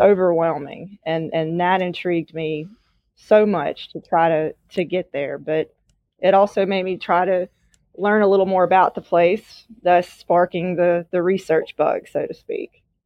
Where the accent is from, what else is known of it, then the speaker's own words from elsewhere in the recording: Natchez, Mississippi, United States; I was born and raised in Mississippi, where I currently still am